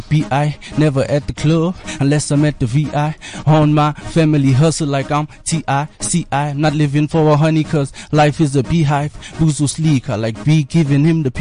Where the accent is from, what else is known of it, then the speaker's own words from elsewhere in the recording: Matatiele, Eastern Cape, South Africa; I'm originally from Matatiel. I don't know if it's under KZN or Eastern Cape now.